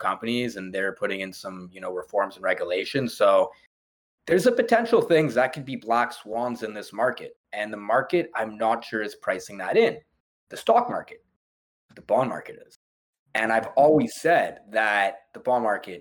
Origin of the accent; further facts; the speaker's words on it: Canada; as Canadian investors